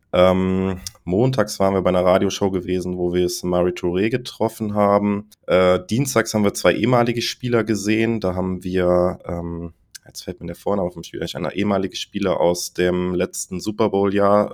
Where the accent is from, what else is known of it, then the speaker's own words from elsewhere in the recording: Germany; weil wir da als Deutsche vor ihm standen